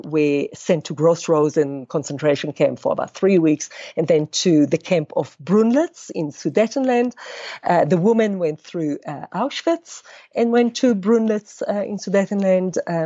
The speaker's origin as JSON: {"language": "English", "country": "Israel", "tie": "born or raised there", "moved": "as an adult", "lives_now": "South Africa", "said": "I was born in Israel. Both my parents are from Poland, but they, after the war, immigrated to Israel in the 50s, and I was born there."}